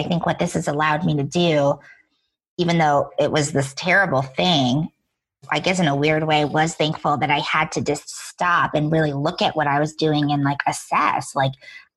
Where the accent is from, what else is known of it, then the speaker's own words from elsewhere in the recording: Rhode Island, United States; moved away as an adult; now in New York City, United States; I grew up in Rhode Island